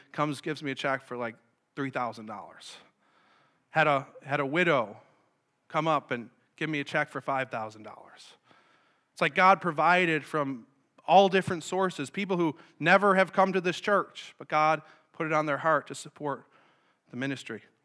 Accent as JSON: {"language": "English", "town": "Sanborn", "region": "New York", "country": "United States", "tie": "born or raised there", "said": "I grew up in Sanborn, so I'm familiar with the area"}